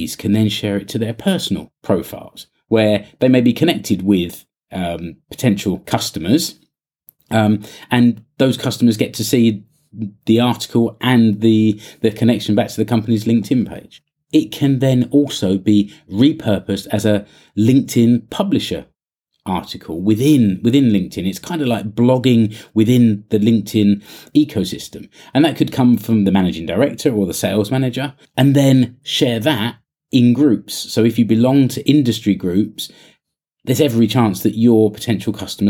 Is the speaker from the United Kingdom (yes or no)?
yes; United Kingdom; now in Finland; I'm British